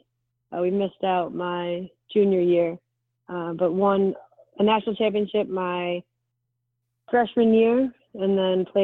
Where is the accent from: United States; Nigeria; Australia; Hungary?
United States; Detroit, Michigan; I was in my hometown in Detroit